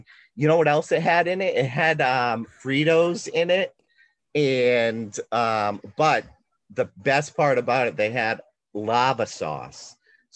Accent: New England, United States; I'm from New England

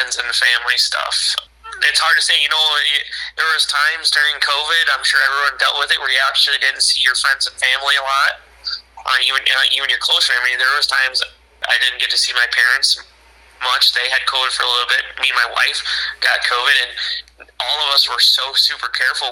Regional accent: Mendota, United States; brand new job in my hometown, which has always been my goal to get back to my hometown

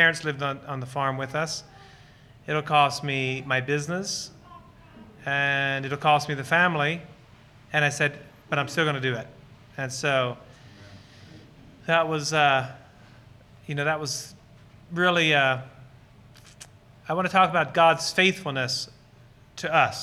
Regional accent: Lancaster County, Pennsylvania, United States; So Lancaster County Amish is where I was born and raised

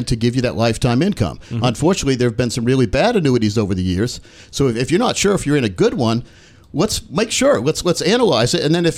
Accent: Newark, Delaware, United States; I was born right outside of Philadelphia in Newark, Delaware

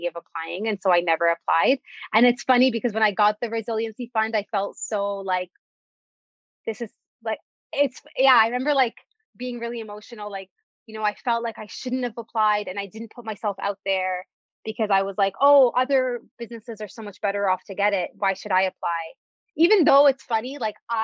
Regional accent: Canada; also born or lived in Dubai, United Arab Emirates; So I was born in Dubai and we moved to Canada when I was in grade 3.

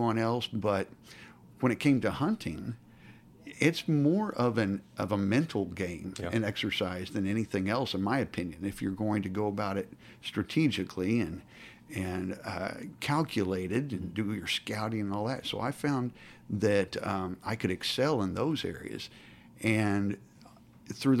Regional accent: Stillwater, Oklahoma, United States; I grew up in Oklahoma, Stillwater, Oklahoma

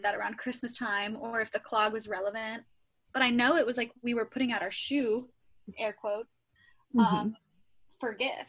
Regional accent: Ohio, United States; moved away; I am from Ohio

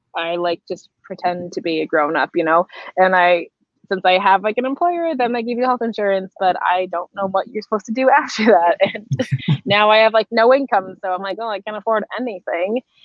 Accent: Boston, Massachusetts, United States; moved away as an adult; now in Iceland; originally, I'm from Boston and I had like a nine to five job in Boston

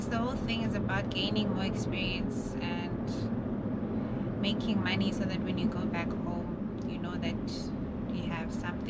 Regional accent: Soshanguve, Gauteng, South Africa; moved away; I don't necessarily speak Setswana, I speak street lingo from where I'm from. I'm from Soshanguve, so in Soshanguve we speak Spitori.

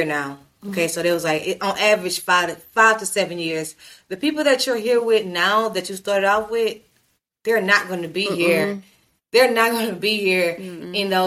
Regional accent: Louisiana, United States; moved away as an adult; now in Los Angeles, United States; I'm from Louisiana.

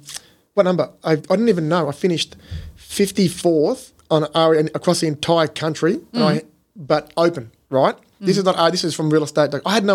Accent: Robinvale, Victoria, Australia; now in Mildura, Australia; plus my hometown.

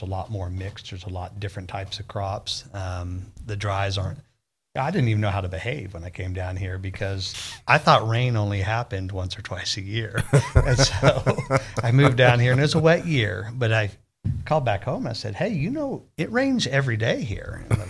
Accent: Shallowater, Texas, United States; Well, I've lived all over. I've lived in, I think, 10 or 12 states. But I went to high school in shallow water

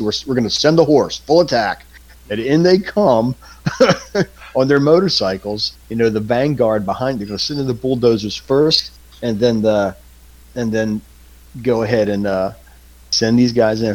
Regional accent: Southern Maryland, United States; moved away; my uh, experience growing up in Southern Maryland

